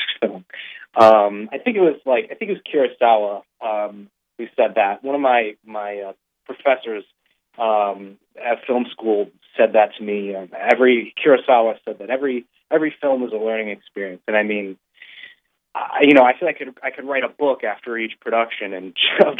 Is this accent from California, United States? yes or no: no; Buffalo, New York, United States; my hometown, Buffalo, New York